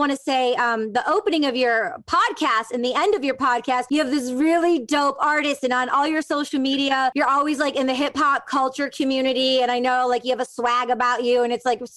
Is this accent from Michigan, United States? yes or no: yes; Detroit, Michigan, United States; born or raised there